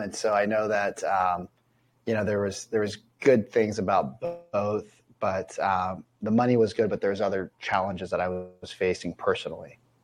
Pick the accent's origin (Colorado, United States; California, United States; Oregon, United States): California, United States; Central; moved away as an adult; also born or lived in Seattle; I grew up in Central California and the deserts